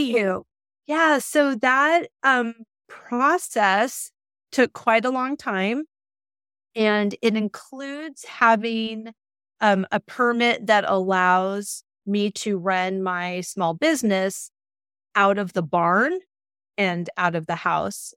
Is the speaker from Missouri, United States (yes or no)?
no; Southern California, United States; moved away as an adult; now in Bolton, Massachusetts, United States; growing up in Southern California